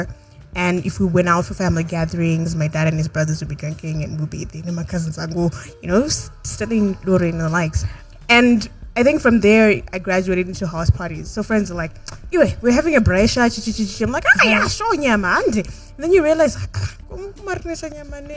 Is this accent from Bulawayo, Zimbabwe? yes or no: yes; Bulawayo, Zimbabwe; we're from Wabulawayo